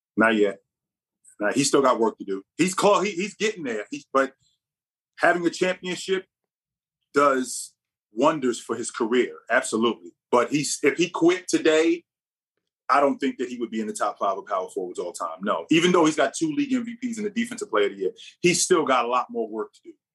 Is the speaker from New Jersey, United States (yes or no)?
yes; Jersey City, New Jersey, United States; also born or lived in Vermont / Ireland; I'm born and raised in Jersey City, so I'm from Jersey